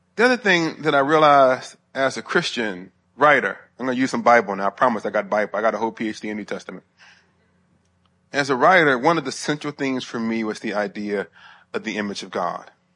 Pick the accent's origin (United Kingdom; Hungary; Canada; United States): United States; Huntsville, Alabama; moved away